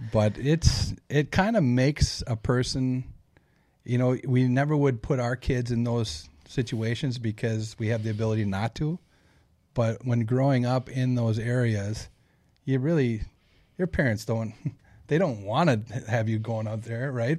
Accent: Saint Paul, Minnesota, United States; born and bred on Saint Paul's East Side

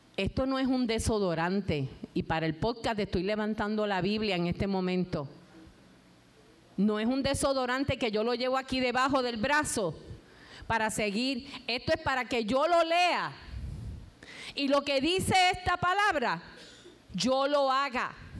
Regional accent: Puerto Rico; tenemos que salir afuera a recoger café, tomate y todos los frutos de nuestra tierra

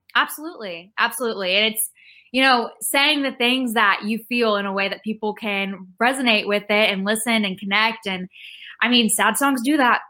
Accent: Rockwall, Texas, United States; now in Nashville, United States; I am from Rockwall, Texas, which is a small town east of Dallas, but I live in Nashville now

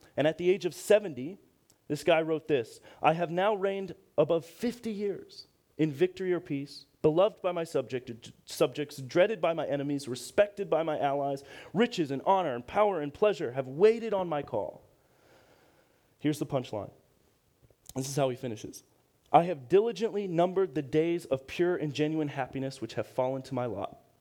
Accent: Akron, Ohio, United States; I'm from Akron, Ohio, same hometown as LeBron

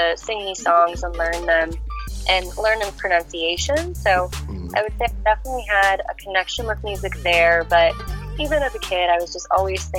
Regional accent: Tampa, Florida, United States; English is a second language; moved away as an adult; also born or lived in Serbia; now in Kansas City, United States; So originally, I am from a country called Serbia. I grew up primarily in Tampa, Florida, and now I'm based in Kansas City

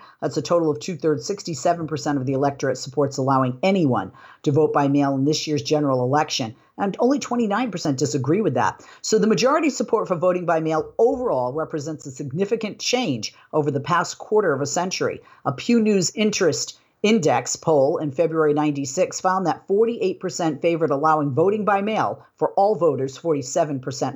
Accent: Boston, Massachusetts, United States; moved away; where I grew up in the Boston area in Massachusetts

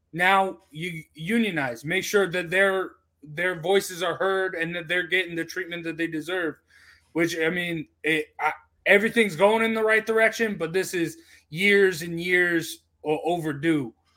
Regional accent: Utah, United States; I'm from Utah.

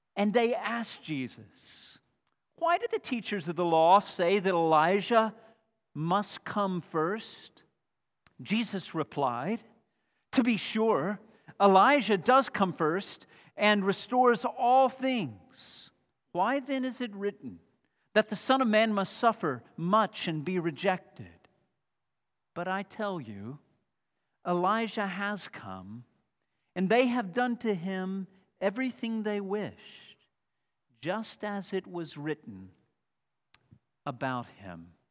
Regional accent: Texas, United States; also born or lived in Glasgow; I'm from Texas.

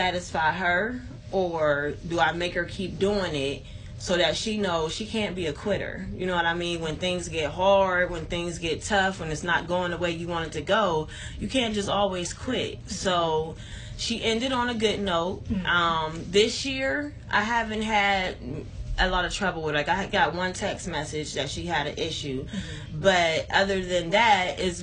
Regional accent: Youngstown, Ohio, United States; I was always born and raised in Youngstown on the South Side

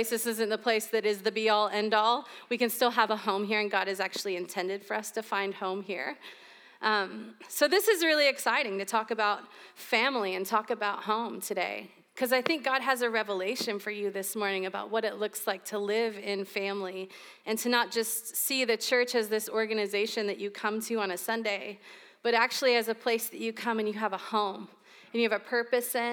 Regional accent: St. Augustine, Florida, United States; I grew up here in St. Augustine, but I've lived in the panhandle of Florida.

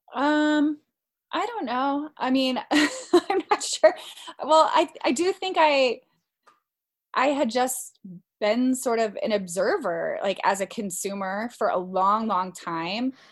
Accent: Colorado, United States; moved away as an adult; also born or lived in Washington, D.C.; I'm originally from Colorado, but I spent nearly 10 years living in the Washington, D.C. area

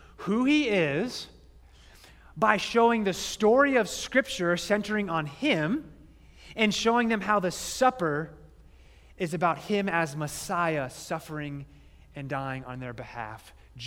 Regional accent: Phoenix, Arizona, United States; I grew up in Phoenix

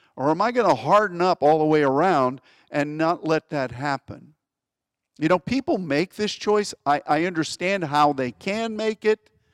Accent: Pittsburgh, Pennsylvania, United States; where I grew up in Pittsburgh.

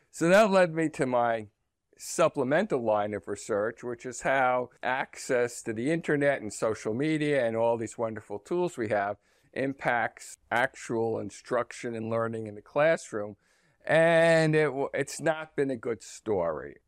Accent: New Jersey, United States; I was born in New Jersey and my, um, and most of my family lived in the New York metropolitan area

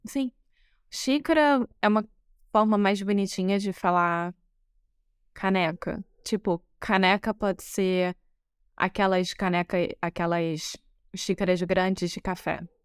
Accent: Rio de Janeiro, Brazil; moved away as an adult; now in Porto, Portugal; Eu sou brasileira, carioca do Rio de Janeiro

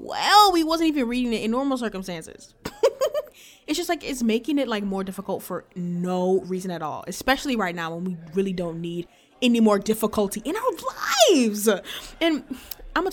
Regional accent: New Orleans, Louisiana, United States; I am a senior from New Orleans

